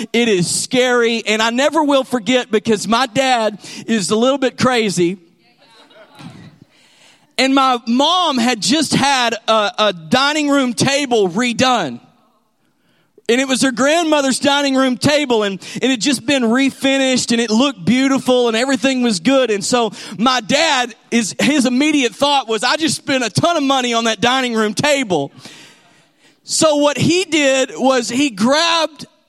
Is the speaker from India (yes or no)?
no; Texas, United States; also born or lived in San Angelo, Texas; we're from Texas